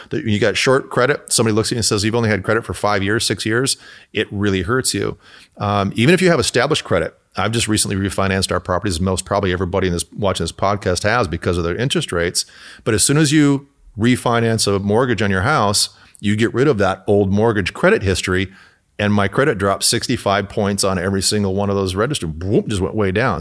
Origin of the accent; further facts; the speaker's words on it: Michigan, United States; now in California, United States; I'm from Michigan